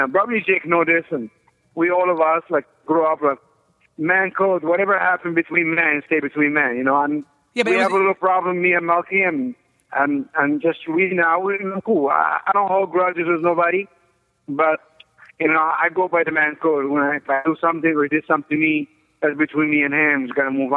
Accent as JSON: {"language": "English", "country": "Egypt", "also_born_or_lived": "Colorado Springs, Colorado / New York", "moved": "as an adult", "said": "I'm originally from Egypt"}